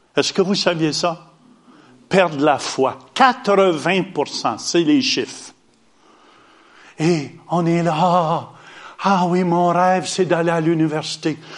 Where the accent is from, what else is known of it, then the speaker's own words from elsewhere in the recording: Hawkesbury, Ontario, Canada; also born or lived in Ottawa; un petit gars d'Ottawa, né à Ottawa, mais j'ai grandi à Hawkesbury